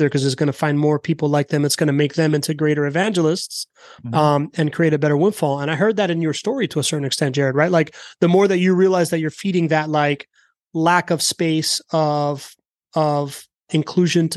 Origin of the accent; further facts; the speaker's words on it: United States; we're all American